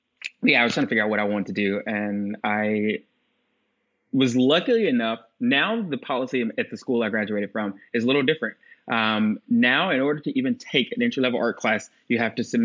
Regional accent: Asheville, North Carolina, United States; moved away as an adult; also born or lived in Virginia / Chicago; we moved to Asheville, North Carolina when I was young. So I grew up there

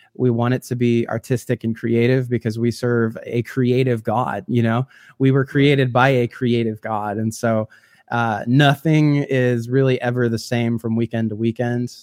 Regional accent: a couple hours south of Chicago, Illinois, United States; grew up in the Midwest, and so I'm from Illinois, uh, a couple hours south of Chicago

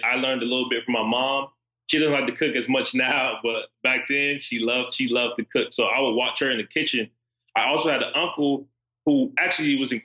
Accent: Los Angeles, California, United States; moved away as an adult; now in Philadelphia, United States; I grew up in South Central Los Angeles

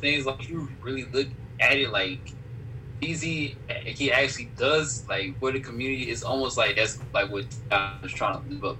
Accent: Harlem, New York, United States; I'm just a creep because I'm from Harlem

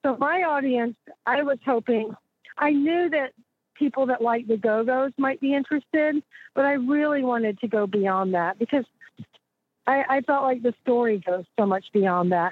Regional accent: Austin, Texas, United States; I was born and raised here, and you know, Texans have a weird kind of regional pride

